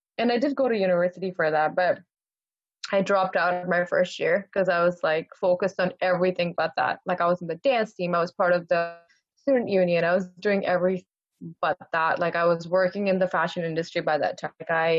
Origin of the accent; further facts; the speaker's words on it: Qatar; I grew up in Qatar.